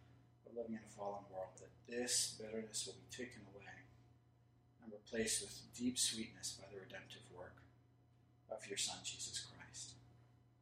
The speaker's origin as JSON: {"language": "English", "country": "United States", "said": "I'm an American. I'm Scottish too, half"}